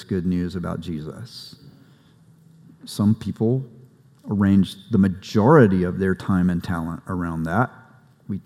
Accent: South Carolina, United States; I grew up in a small town in rural South Carolina

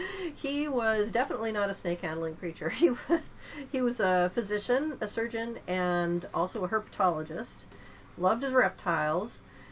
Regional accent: Arizona, United States; I was a kid growing up in Arizona

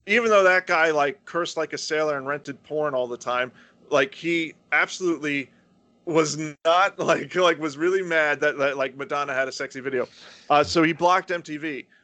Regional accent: Florida, United States; I grew up in the South

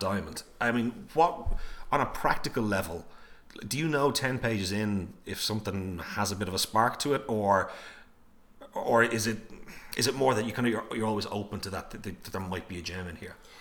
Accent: Ireland; us as Irish people

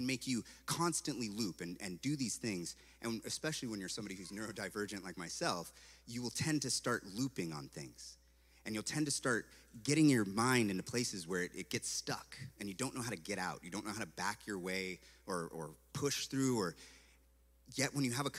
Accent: Santa Cruz, California, United States; moved away as an adult; also born or lived in Eugene, Oregon; I come from a place called Santa Cruz, California, and there's a theme park like right there. It was like right over there from where I lived

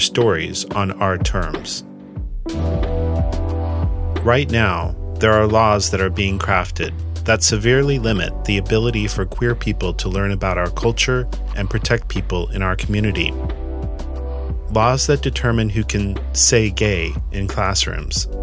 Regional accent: Kansas, United States; I was growing up in Kansas in the 1980s

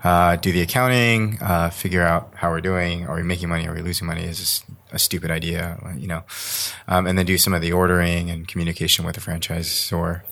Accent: Las Vegas, Nevada, United States; I grew up in Las Vegas, Nevada.

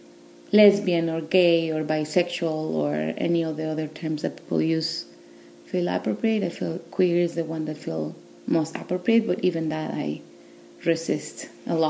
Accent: Mexico City, Mexico; moved away as an adult; also born or lived in Northwest, United States; now in United States; I'm originally from Mexico City, and I've been living in the States for the last, I don't know, maybe 14 years, 15.

